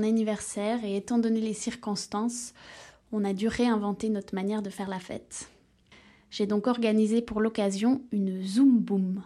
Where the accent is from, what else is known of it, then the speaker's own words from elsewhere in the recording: Switzerland; now in Brussels, Belgium; je suis suisse mais vis à Bruxelles.